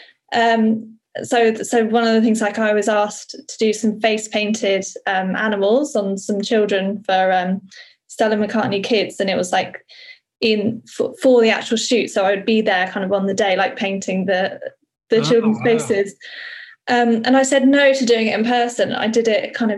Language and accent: English; Somerset, South West England, United Kingdom; moved away as an adult; also born or lived in London; where I grew up in Somerset